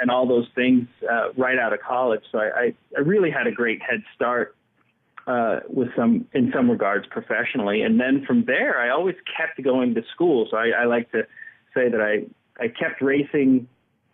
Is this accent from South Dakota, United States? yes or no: no; New Jersey, United States; I was born in New Jersey and my father's black